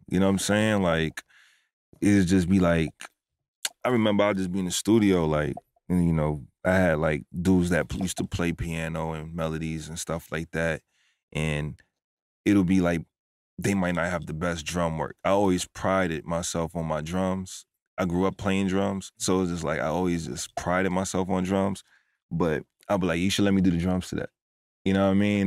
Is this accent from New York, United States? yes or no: yes; New York City, New York, United States; moved away as an adult; also born or lived in Roosevelt, Long Island; now in Atlanta, United States; originally from New York. I was born and raised in the Bronx and also in Roosevelt, Long Island